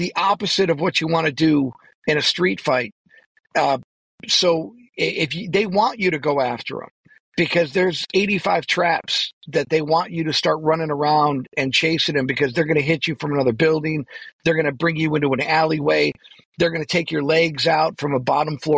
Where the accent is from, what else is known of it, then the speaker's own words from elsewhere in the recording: Buffalo, New York, United States; I'm from Buffalo